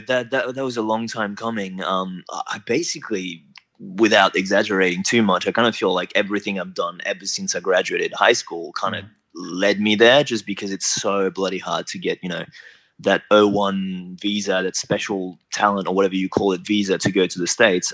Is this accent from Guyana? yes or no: no; New Caledonia; moved away as an adult; now in Australia; originally I'm from New Caledonia, so that's like a small little French island in the Pacific between Australia and New Zealand. So I grew up there up until I was about 18